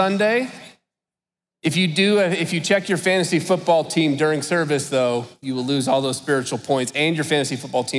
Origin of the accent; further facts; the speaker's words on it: United States; we're American Christians, we live in a Western world